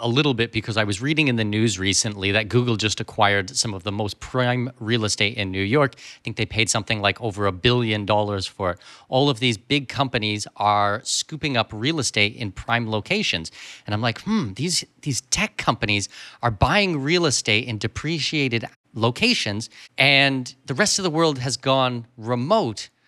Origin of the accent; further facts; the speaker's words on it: Canada; moved away; when I grew up in Canada, we had thirty-two children in a class